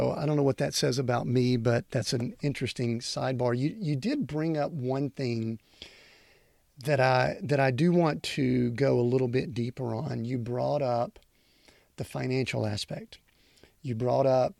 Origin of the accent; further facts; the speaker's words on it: outside of Atlanta, Georgia, United States; I grew up outside of Atlanta where Emory University is there